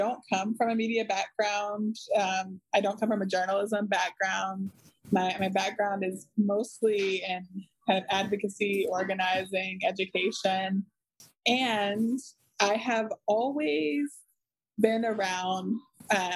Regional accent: North Carolina, United States; led me back to North Carolina, which is my home state.

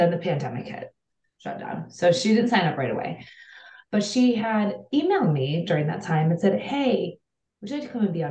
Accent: Cleveland, Ohio, United States; I'm from Cleveland, Ohio

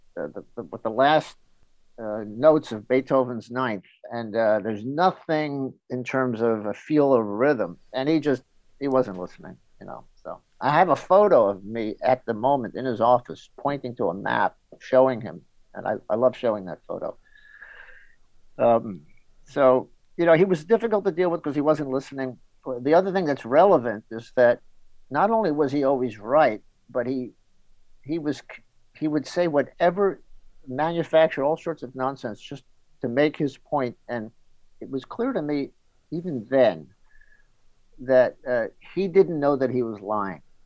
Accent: New York City, New York, United States; now in Connecticut, United States; I grew up in New York City, uh, the edge of the city.

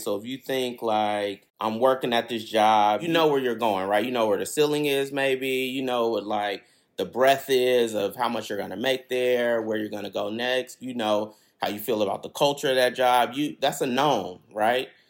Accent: Berkeley, California, United States; I grew up on Ashby, which is like a, basically a highway kind of in Berkeley.

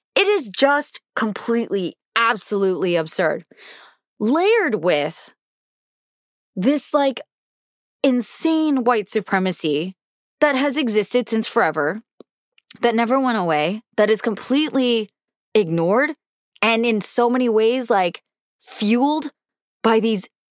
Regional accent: United States; I've been born and raised in America and I have felt a level of patriotism my whole life

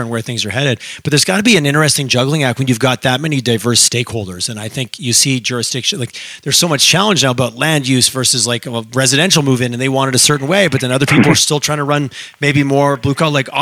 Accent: Montreal, Quebec, Canada; now in Calgary, Canada; I grew up in Montreal

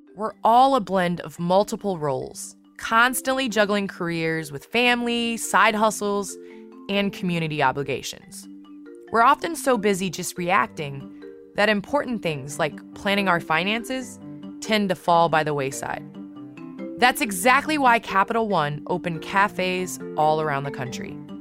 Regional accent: Chicago, Illinois, United States; I grew up in the Chicagoland area

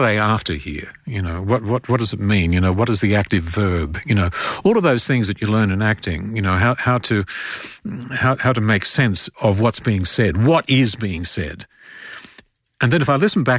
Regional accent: Australia; accent: Australian

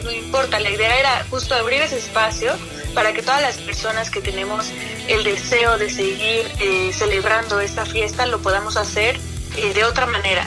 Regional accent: Oaxaca, Mexico; para mí como oaxaqueña

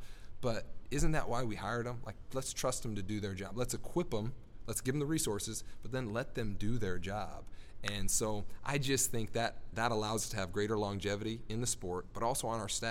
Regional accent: Nebraska, United States; moved away; I'm from Nebraska originally

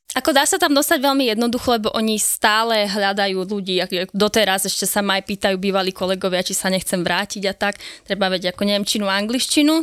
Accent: Slovakia; som Slovenka

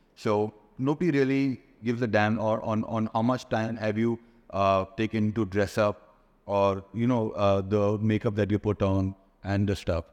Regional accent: Bangalore, Karnataka, India; also born or lived in Bali; now in Dubai, United Arab Emirates; I'm based here in Dubai, though I'm from Bangalore

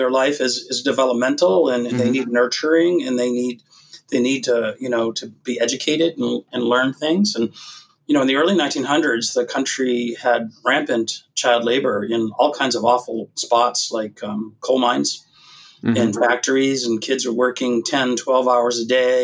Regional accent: Massachusetts, United States; I grew up in Massachusetts watching a guy named Bobby Orr play

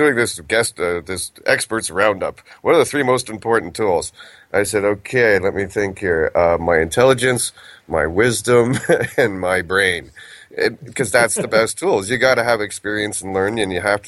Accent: Canada; I'm Canadian

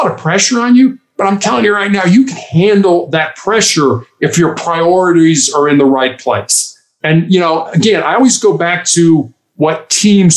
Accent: Chicago, Illinois, United States; moved away as an adult; also born or lived in Charleston, South Carolina; I am from Chicago

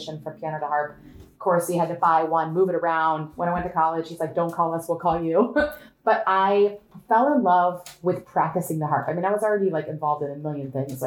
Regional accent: Northwest Ohio, United States; I grew up on one of those families. Now we're talking rural Ohio, okay? Northwest Ohio.

